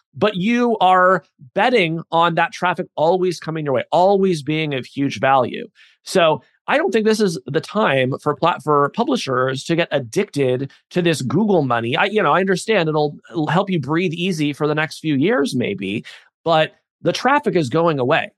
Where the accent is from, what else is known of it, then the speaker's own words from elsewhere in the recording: United States; I'm an American